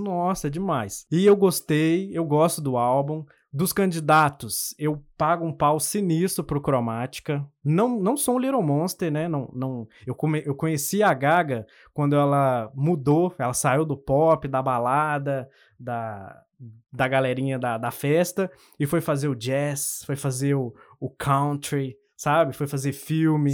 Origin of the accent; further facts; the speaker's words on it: Minas Gerais, Brazil; also born or lived in Contagem; Para quem não, não pegou o sotaque até agora, eu sou de Minas. Uhum. E eu moro em Contagem